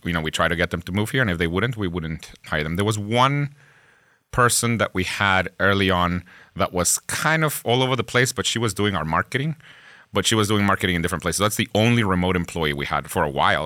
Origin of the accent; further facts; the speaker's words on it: Guatemala; first language Spanish; English is a second language; moved away as an adult; now in Pittsburgh, United States; I myself am from Guatemala.